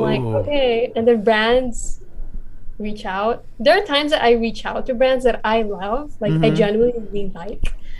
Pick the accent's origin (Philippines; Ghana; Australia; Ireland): Philippines; moved away as an adult; now in United States; I'm Filipino